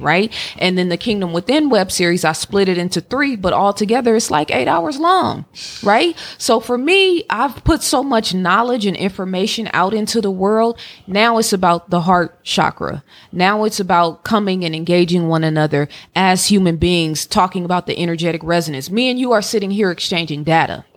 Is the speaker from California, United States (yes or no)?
yes; Oakland, California, United States; now in Atlanta, United States; growing up in Oakland